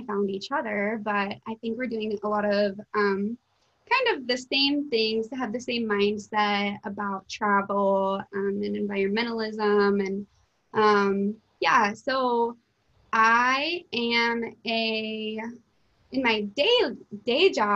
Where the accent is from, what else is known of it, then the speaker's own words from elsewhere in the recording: Idaho, United States; now in Boise, United States; I am born and raised in Idaho and a fifth generation Idahoan. I'm originally from a little resort town.